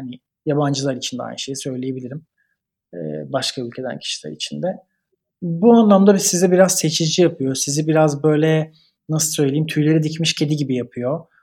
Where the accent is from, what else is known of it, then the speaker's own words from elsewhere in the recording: Turkey; moved away as an adult; also born or lived in Italy; now in Berlin, Germany; Biz Türkiye'deniz.